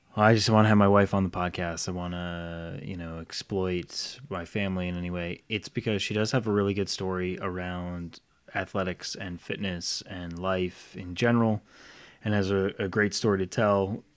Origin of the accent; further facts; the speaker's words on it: Rhode Island, United States; now in Charlotte, United States; I grew up in Rhode Island, moved down here to Charlotte.